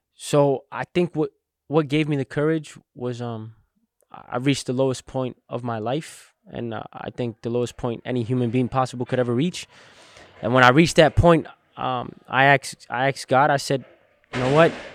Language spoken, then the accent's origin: English; Englewood, New Jersey, United States; I was born in Inglewood, New Jersey